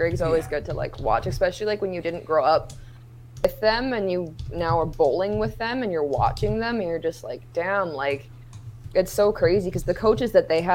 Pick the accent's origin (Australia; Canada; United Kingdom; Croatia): Canada; Thunder Bay, Ontario; It was my rookie year in my hometown.